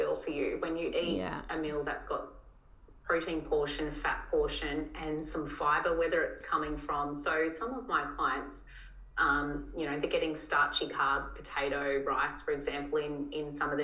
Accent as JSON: {"language": "English", "region": "Tasmania", "country": "Australia", "tie": "born or raised there", "moved": "yes", "said": "where I grew up in Tassie"}